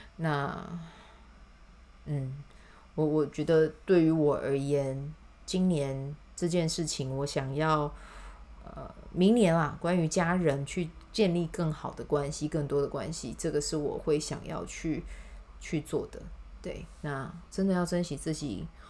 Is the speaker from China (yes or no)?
no; Kaohsiung, Taiwan; 因为它是在支持我的家乡的人嘛